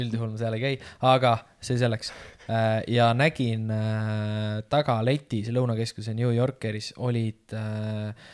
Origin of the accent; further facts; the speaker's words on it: Estonia; ma olen eestlane